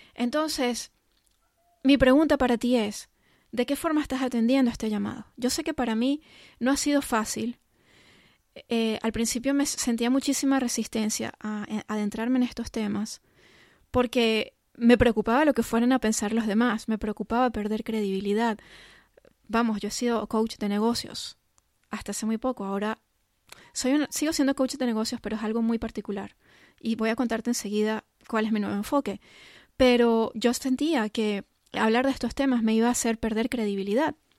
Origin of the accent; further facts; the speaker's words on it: Venezuela; also born or lived in England; Yo soy de Venezuela, cuando eso vivíamos en Venezuela y mis padres nos llevaron a pasar un año en Inglaterra